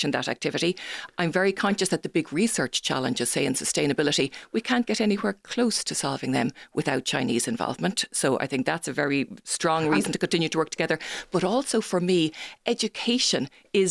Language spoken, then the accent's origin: English; Dublin, Leinster, Ireland; also born or lived in Berkeley